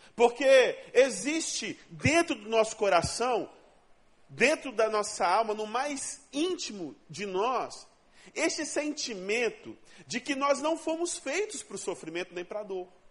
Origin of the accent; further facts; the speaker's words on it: Rondônia, Brazil; now in Rio de Janeiro, Brazil; Eu não sou daqui, eu sou de Rondônia, o estado mais sensacional que Deus inventou.